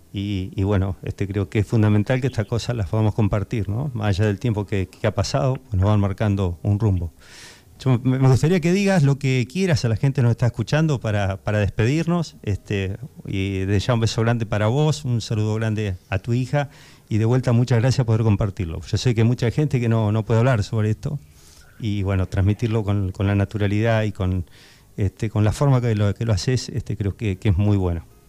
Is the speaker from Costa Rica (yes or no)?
no; Argentina; como argentinos